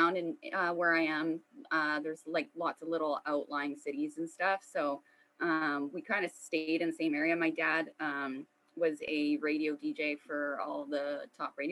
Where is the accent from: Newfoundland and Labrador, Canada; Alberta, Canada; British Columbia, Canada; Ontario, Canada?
British Columbia, Canada; Vancouver; I was born in Vancouver, British Columbia, Canada